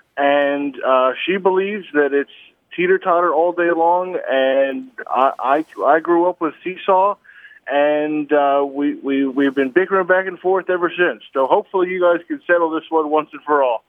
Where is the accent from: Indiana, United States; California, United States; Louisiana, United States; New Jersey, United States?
New Jersey, United States; now in Dallas, United States; I'm from New Jersey